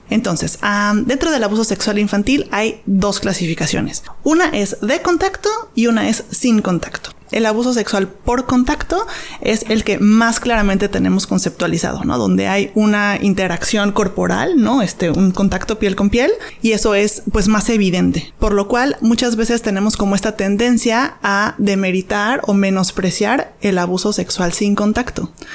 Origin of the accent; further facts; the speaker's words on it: Mexico City, Mexico; moved away as an adult; now in Los Cabos, Mexico; Yo soy originaria de Ciudad de México